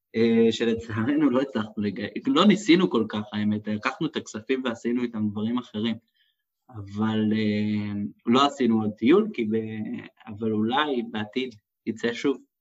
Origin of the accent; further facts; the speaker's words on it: Israel; אני שאני באתי מישראל